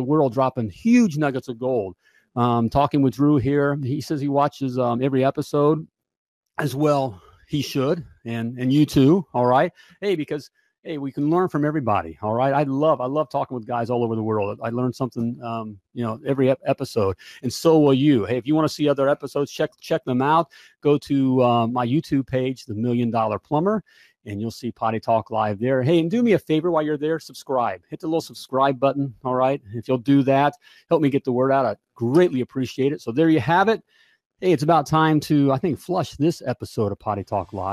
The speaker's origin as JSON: {"language": "English", "town": "Indianapolis", "region": "Indiana", "country": "United States", "tie": "born or raised there", "said": "my hometown here, Indianapolis, Indiana."}